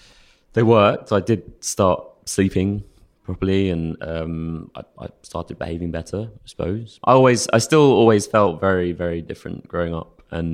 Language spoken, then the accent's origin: English; Stanmore, London, United Kingdom; Yeah, I grew up in Stanmore, grew up mum, dad, older brother.